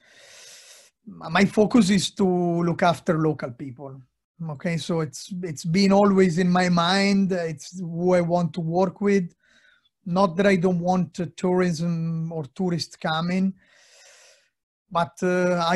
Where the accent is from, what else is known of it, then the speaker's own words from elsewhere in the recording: Lombardy, Italy; English is a second language; now in Cork, Ireland; I'm Northern Italian. People know I'm from Lombardy.